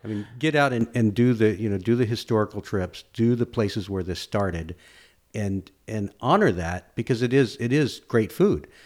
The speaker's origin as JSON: {"language": "English", "town": "Austin", "region": "Texas", "country": "United States", "tie": "born or raised there", "said": "I grew up in East Austin"}